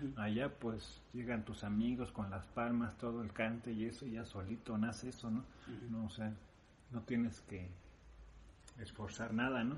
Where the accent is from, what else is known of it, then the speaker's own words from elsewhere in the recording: Mexico; also born or lived in Spain; yo siendo mexicano